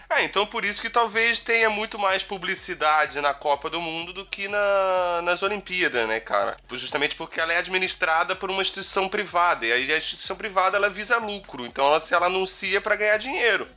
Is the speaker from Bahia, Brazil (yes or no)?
no; Itajaí, Santa Catarina, Brazil; also born or lived in Rio de Janeiro; eu saí do Rio de Janeiro e me mudei pra Itajaí, Santa Catarina